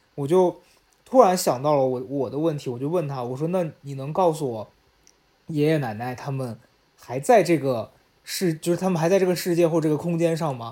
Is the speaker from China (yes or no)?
yes; Xi'an, Shaanxi, China; moved away as an adult; now in Beijing, China; 从北京回到西安去跟家里人，呃，处理后事儿